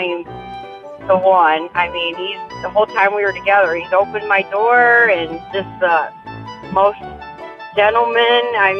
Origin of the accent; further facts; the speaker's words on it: Watervliet, Michigan, United States; from Watervliet, and I am the smartest person awake this morning.